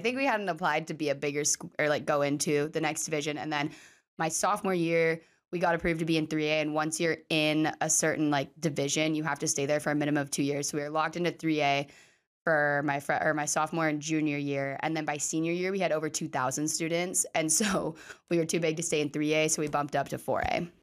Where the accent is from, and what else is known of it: Sumner, Washington, United States; born or raised there